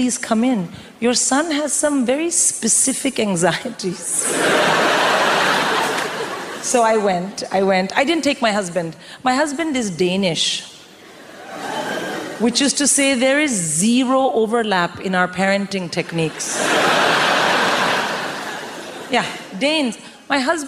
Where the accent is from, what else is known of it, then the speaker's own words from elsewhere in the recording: India; moved away as an adult; I'm born and raised in India